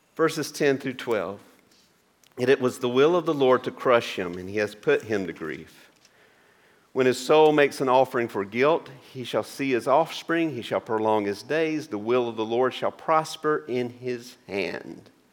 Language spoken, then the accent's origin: English; Maysville, Georgia, United States; driving home from University of Georgia in Athens to my hometown of Maysville